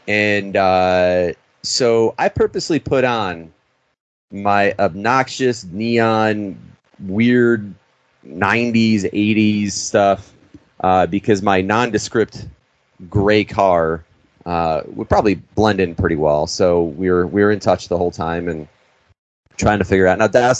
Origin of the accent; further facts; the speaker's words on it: Chicago, Illinois, United States; And a lot of people think I'm from Chicago. I'm a Chicago boy.